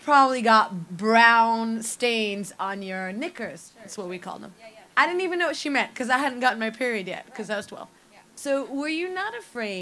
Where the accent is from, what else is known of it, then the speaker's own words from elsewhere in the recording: London, United Kingdom; I grew up in London